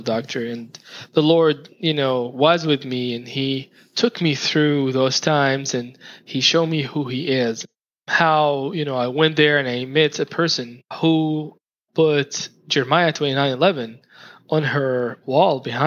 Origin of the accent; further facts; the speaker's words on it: Saudi Arabia; moved away; I was from Saudi Arabia